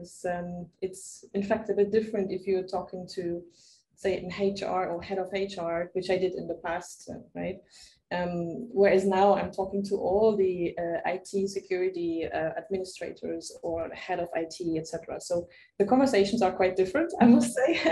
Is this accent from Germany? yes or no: yes; Germany; now in Barcelona, Spain; I'm originally from Germany. Spending right now my time in Barcelona.